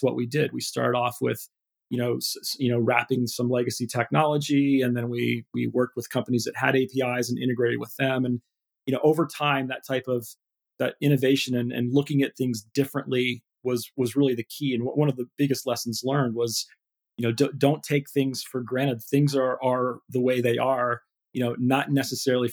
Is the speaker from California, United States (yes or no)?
no; Ohio, United States; moved away as an adult; also born or lived in Michigan / London; life in Ohio is, it's a great place to grow up.